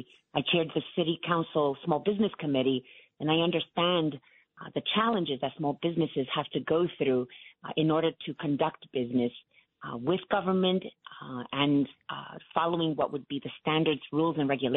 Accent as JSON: {"language": "English", "town": "New York City", "region": "New York", "country": "United States", "tie": "born or raised there", "said": "I was born and raised in Williamsburg"}